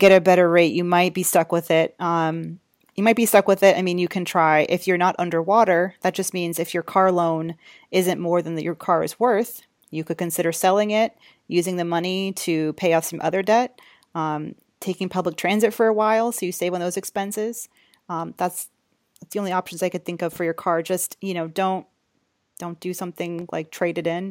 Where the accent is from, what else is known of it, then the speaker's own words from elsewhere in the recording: Georgia, United States; now in New York, United States; I'm from Georgia